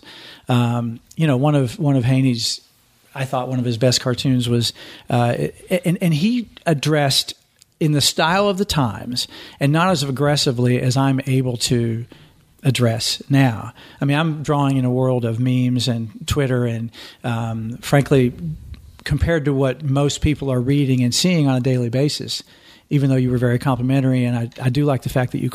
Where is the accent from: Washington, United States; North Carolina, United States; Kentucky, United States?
Kentucky, United States; Eastern; moved away as an adult; now in Louisville, United States; I'm from Eastern Kentucky